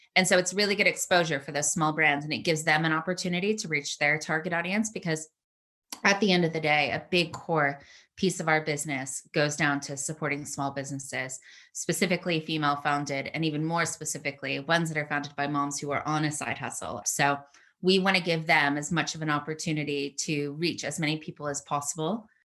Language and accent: English; United States; moved away as an adult; also born or lived in San Francisco; now in United Kingdom; I'm obviously American.